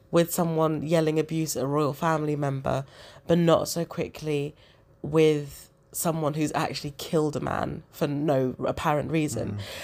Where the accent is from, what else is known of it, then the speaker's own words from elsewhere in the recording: Zimbabwe; now in United Kingdom; I'm from, I'm from Zimbabwe.